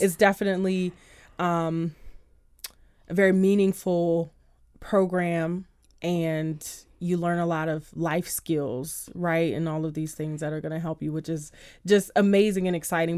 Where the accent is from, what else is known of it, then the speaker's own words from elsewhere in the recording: Washington, District of Columbia, United States; I grew up by Coolidge High School